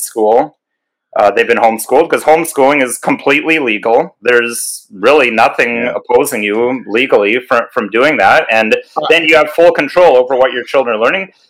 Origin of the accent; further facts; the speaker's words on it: Canada; me being a Canadian citizen and being a husband and father myself